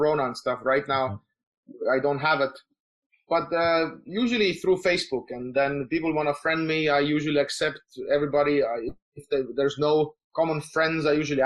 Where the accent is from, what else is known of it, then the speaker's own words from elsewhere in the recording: Tallinn, Harju County, Estonia; I'm from Estonia, so in Tallinn.